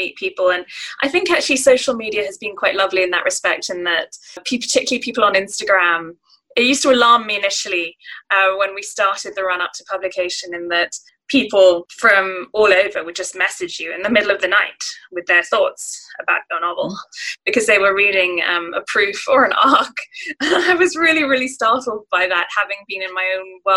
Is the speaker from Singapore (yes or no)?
yes; Singapore; growing up in Singapore and, you know, I have family connections to Japan